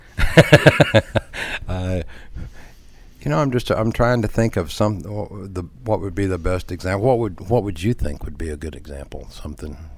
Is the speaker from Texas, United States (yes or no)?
yes; Galveston Bay area, Texas, United States; also born or lived in Baytown, Texas; I grew up in the Galveston Bay area.